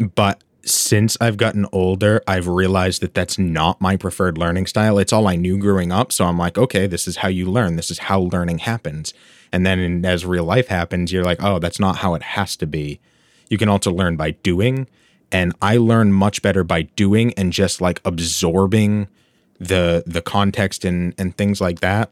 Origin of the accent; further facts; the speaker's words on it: United States; I'm, I'm American.